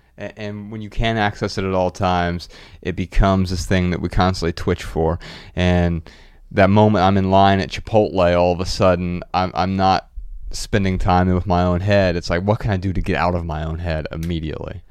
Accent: Dayton, Ohio, United States; my hometown, Dayton, Ohio

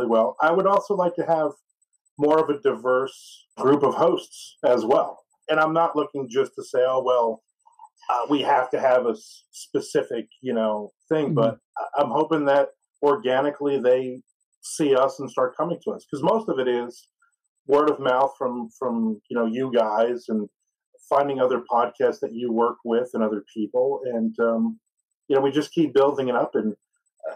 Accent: New Jersey, United States; I grew up in a family where, even though I was born in New Jersey, I grew up where my mother and my brother were Yankees fans.

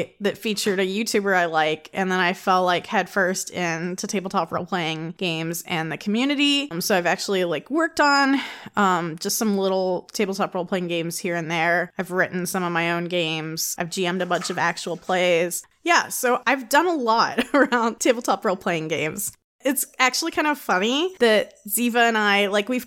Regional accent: East Coast, United States; now in Ohio, United States; I grew up in the East Coast region

